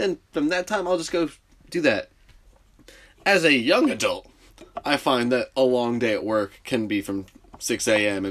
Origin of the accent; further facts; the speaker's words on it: New Jersey, United States; I grew up in North Jersey